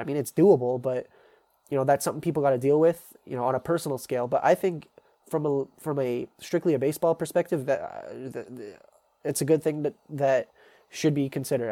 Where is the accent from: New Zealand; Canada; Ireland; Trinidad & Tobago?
Canada; as a Canadian